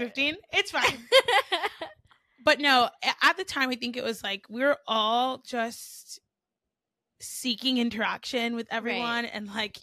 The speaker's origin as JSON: {"language": "English", "town": "Baton Rouge", "region": "Louisiana", "country": "United States", "tie": "born or raised there", "said": "I was born in Baton Rouge."}